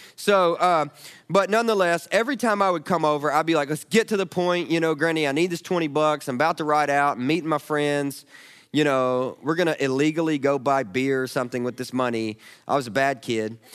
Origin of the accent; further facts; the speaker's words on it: the South, United States; I'm a Southerner